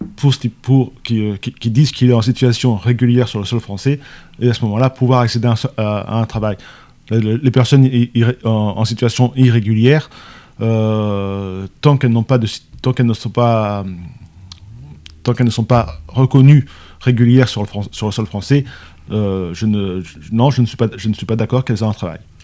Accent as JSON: {"language": "French", "country": "France", "said": "nous Français"}